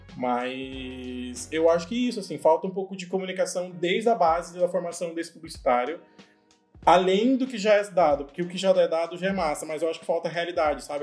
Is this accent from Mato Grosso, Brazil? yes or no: yes; Cuiabá, Mato Grosso, Brazil; moved away as an adult; now in São Paulo, Brazil; Eu sou de Cuiabá, Mato Grosso